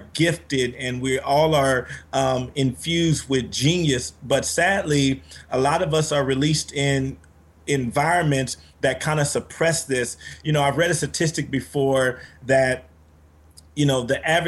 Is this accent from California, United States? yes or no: yes; Compton, California, United States; I was raised in Compton, California by my single mother and grandmother.